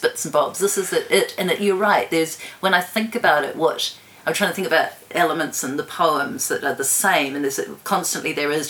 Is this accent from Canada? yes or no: no; Wellington, New Zealand; also born or lived in Zambia / Bermuda; grew up in mostly in Wellington